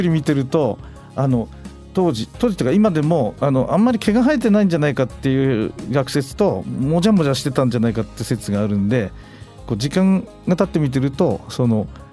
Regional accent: Fukushima, Japan; 私 の地元の福島県

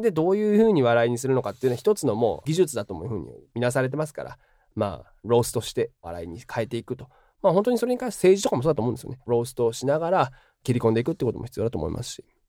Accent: Nara, Japan; moved away as an adult; also born or lived in Osaka; now in Chicago, United States; 日本で生まれて日本で育ったという視点から

